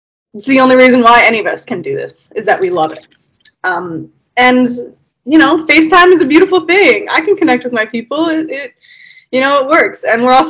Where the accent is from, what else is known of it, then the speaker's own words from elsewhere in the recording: Canada; I'm from Canada